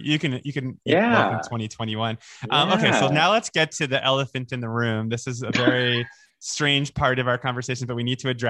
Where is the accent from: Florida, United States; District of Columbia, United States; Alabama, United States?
Florida, United States; I am from Florida, and I'm Jewish